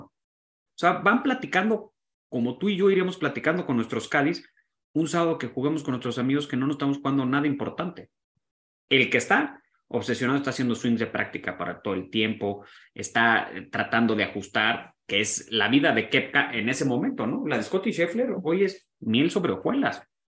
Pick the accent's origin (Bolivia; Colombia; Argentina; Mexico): Mexico